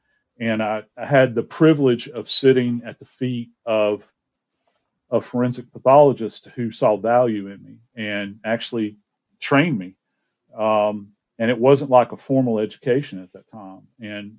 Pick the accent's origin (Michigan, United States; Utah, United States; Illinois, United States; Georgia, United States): Georgia, United States; also born or lived in Louisiana; I actually wound up growing up in Georgia.